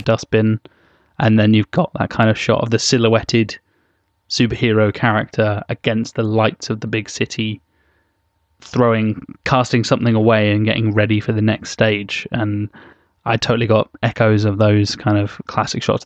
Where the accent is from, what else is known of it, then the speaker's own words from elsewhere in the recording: United Kingdom; we, we're all British. We're all, all very, unfortunately very British.